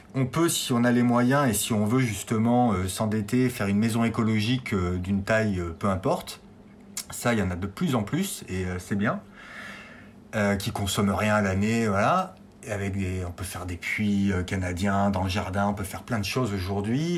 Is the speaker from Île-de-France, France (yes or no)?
no; Clermont-Ferrand, Auvergne-Rhône-Alpes, France; now in Brioude, France; j'ai 40 ans, je viens de Clermont-Ferrand donc en Auvergne.